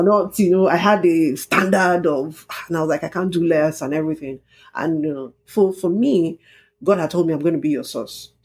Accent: Ijebu, Ogun State, Nigeria; moved away as an adult; I'm from Ijebu, and Ijebu people are known to party and party

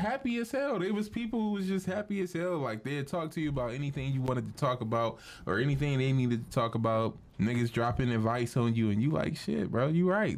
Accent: Cleveland, Ohio, United States; I'm from Cleveland

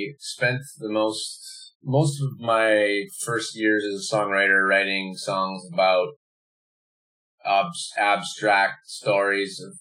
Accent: Manitoba, Canada; also born or lived in Montreal; now in Vancouver, Canada; I'm originally from Manitoba.

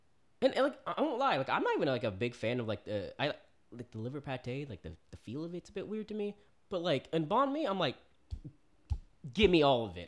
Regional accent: Oklahoma, United States; also born or lived in Florida; I grew up in Oklahoma. I was born in Florida. I was a military kid, so I've been around. I have family in Texas.

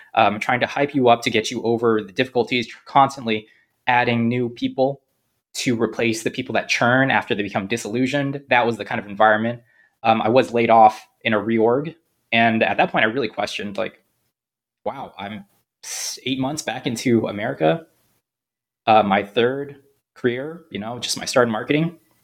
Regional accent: San Jose, California, United States; also born or lived in Korea; now in Cranston, United States; I'm originally from San Jose, California

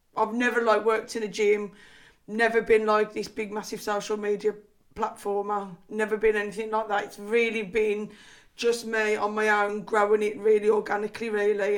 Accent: Liverpool, North West England, United Kingdom; accent: Scouse; my Scouse accent.

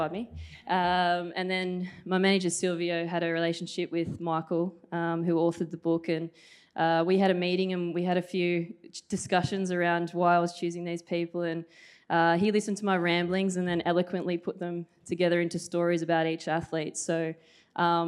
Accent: Newcastle, New South Wales, Australia; I was a kid from Newcastle

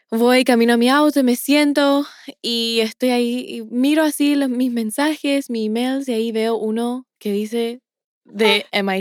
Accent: Paraguay; Es con mucho orgullo que digo que soy paraguaya, un sentimiento perpetuo que se puede comparar a lo que sentimos cuando juega nuestro equipo en la Copa Mundial.

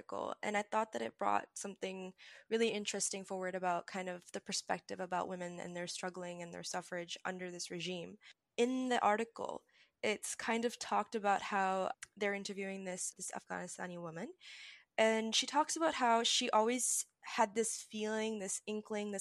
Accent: Pakistan; As a Pakistani Muslim

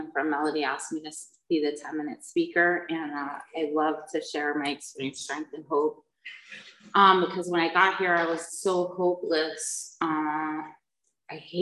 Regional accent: United States; moved away; also born or lived in New Jersey; I was raised back east in New York and New Jersey

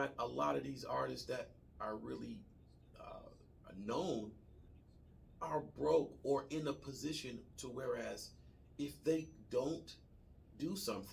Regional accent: Detroit, Michigan, United States; I'm from Detroit. A lot of us rappers hung out with Marshall

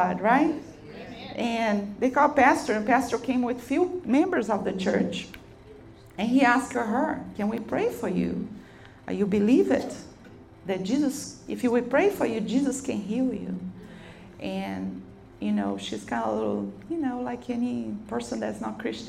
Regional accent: Brazil; English is a second language; moved away as an adult; now in United States; I'm from Brazil, but I'm living here for a few years

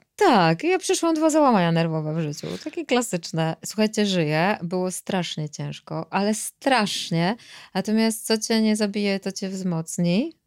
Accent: Tricity, Pomeranian Voivodeship, Poland; ja jestem z Trójmiasta

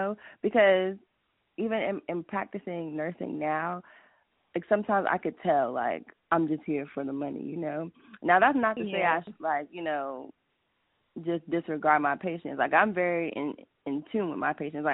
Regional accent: New York, United States; now in Georgia, United States; I'm from New York, but I was born in New York, but I'm practically from Georgia at this point.

